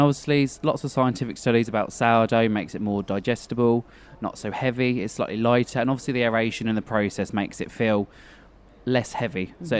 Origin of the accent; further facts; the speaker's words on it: Norfolk, East of England, United Kingdom; moved away; I grew up in a very little village in the Norfolk area in the UK